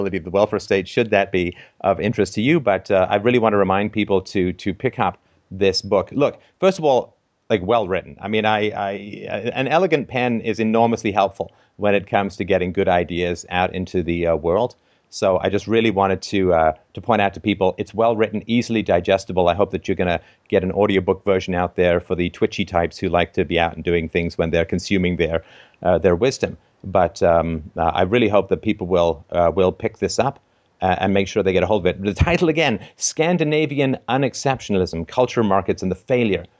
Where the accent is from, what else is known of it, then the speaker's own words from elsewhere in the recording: Ontario, Canada; I am a Canadian